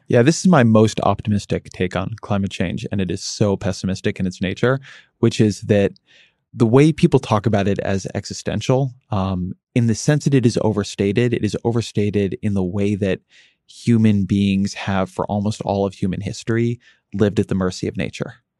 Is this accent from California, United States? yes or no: yes; Southern California, United States; moved away; when I grew up in Southern California